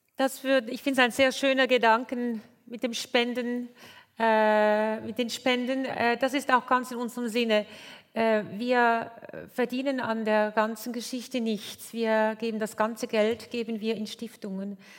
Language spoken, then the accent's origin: German; Switzerland; Bei uns in der Schweiz